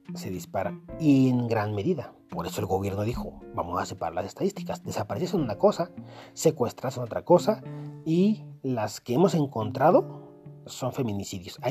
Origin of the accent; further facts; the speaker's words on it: Mexico; como mexicano